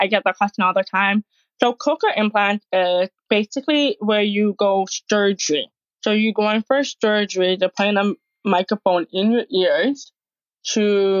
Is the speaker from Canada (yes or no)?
yes; Toronto, Ontario, Canada; I started from Canada, Toronto.